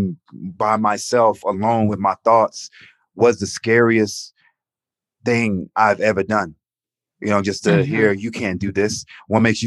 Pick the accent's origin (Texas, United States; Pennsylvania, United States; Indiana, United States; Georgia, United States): Georgia, United States; Atlanta; growing up in Atlanta